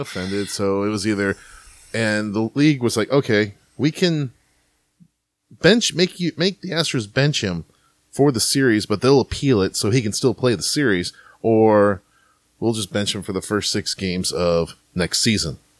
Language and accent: English; St. Louis, Missouri, United States; now in Houston, United States; I'm from St. Louis